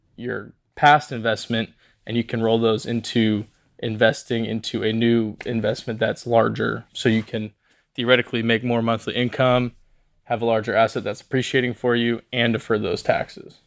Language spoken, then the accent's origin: English; Portland, Oregon, United States; I'm from Portland, Oregon, born and raised